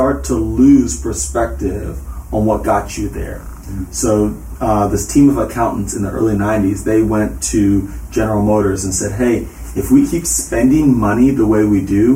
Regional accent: the South, United States; also born or lived in Hilton Head Island, South Carolina / Charlotte, North Carolina / Spartanburg, South Carolina; I grew up in the South

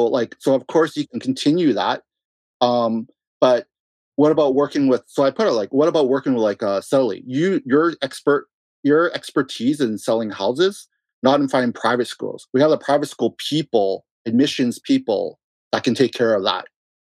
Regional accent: Russia; you know, I came from Russia. You know, a lot of clients are from Dubai and Russia.

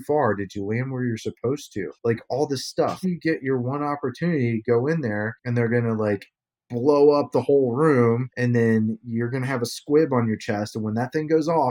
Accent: Ohio, United States; moved away as an adult; now in Los Angeles, United States; I grew up in Ohio, so like I didn't exactly grow up on a farm, but you know, a farm was right behind my house.

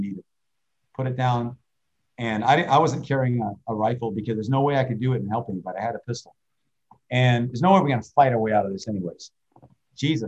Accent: United States; moved away as an adult; now in Myanmar; I'm an American

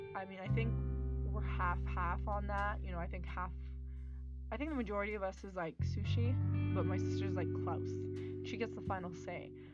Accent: Canada; i'm not from here and then he like he knew i like he knew i was canadian

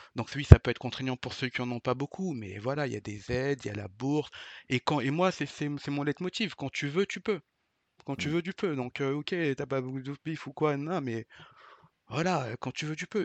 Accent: Vitry-sur-Seine, Île-de-France, France; also born or lived in Paris; Je viens de Vitry-sur-Seine. Je suis d'une cité. avant ça, j'y je vivais dans Paris, dans le 8e arrondissement

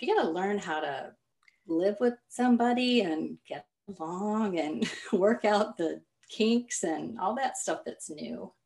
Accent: Kansas, United States; moved away as an adult; now in Michigan, United States; So I was born and raised in Kansas, and now I live in Michigan.

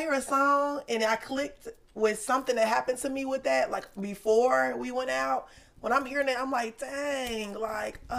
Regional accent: Cincinnati, Ohio, United States; I'm from Cincinnati, Ohio

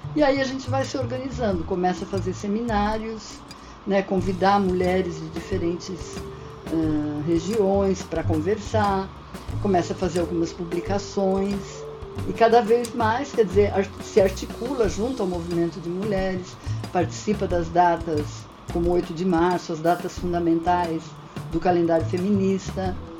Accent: São Paulo, Brazil; eu sou daqui de São Paulo, estou em São Paulo

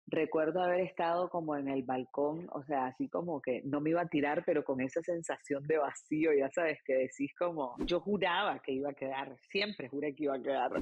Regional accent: Nicaragua; moved away as an adult; also born or lived in Argentina; now in United States; como nicaragüense de 13 años

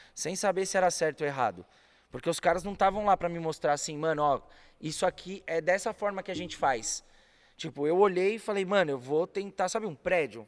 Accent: São Paulo, Brazil; moved away as an adult; also born or lived in Rio de Janeiro; Sou paulistano nato com muito orgulho, cria da Zona Norte de São Paulo.

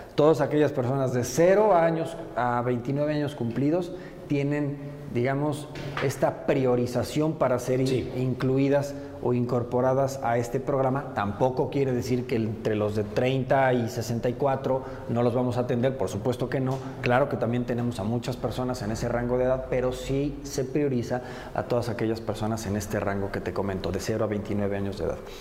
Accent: Puebla, Mexico; poblano nací y poblano me moriré y, yo me considero más poblano que, que cualquier poblano. Yo, yo aquí me he desarrollado toda la vida

